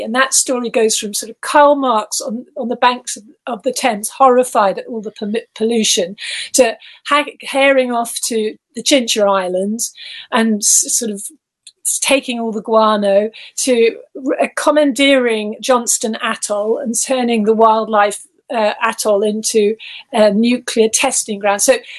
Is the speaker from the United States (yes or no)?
no; Gibraltar; born there; I was born in Gibraltar. We had a Spanish nanny. My dad was in the army